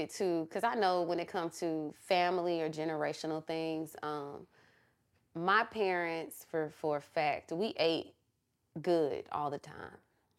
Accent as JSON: {"language": "English", "town": "Atlanta", "region": "Georgia", "country": "United States", "said": "y'all know I'm from Atlanta."}